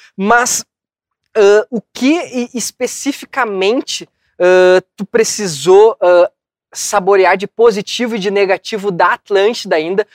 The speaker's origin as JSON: {"language": "Portuguese", "town": "São Leopoldo", "region": "Rio Grande do Sul", "country": "Brazil", "said": "eu sou um cara que sou de um bairro aqui de São Léo"}